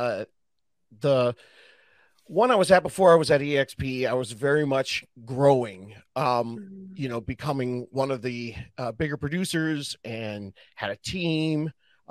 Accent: Southern California, United States; I'm from Southern California and grew up surfing

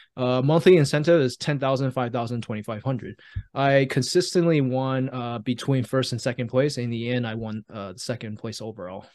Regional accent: Taiwan; moved away; I was born and raised in Taiwan

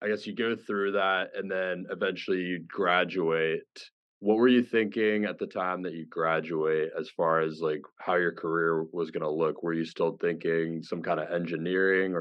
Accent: Florida, United States; I grew up in Florida too

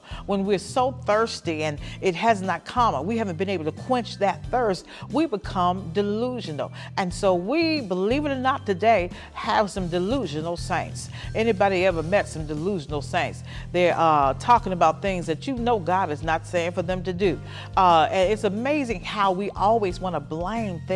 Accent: Birmingham, Alabama, United States; I grew up in Birmingham, Alabama

